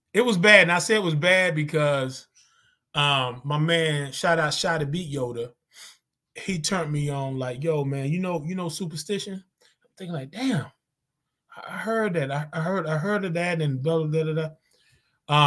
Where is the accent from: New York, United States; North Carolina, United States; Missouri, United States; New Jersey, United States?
North Carolina, United States; Zebulon; moved away; I'm from Zebulon, North Carolina